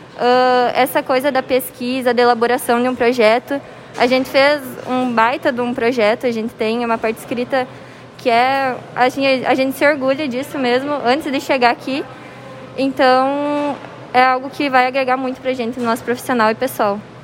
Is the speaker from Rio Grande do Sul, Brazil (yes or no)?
yes; Fortaleza dos Valos, Rio Grande do Sul, Brazil; eu sou de Fortaleza dos Valos